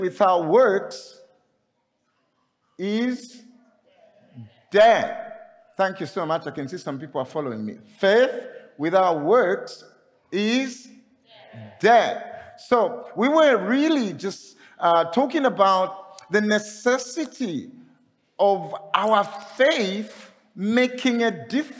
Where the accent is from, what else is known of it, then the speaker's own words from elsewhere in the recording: Zambia; I'm coming from Zambia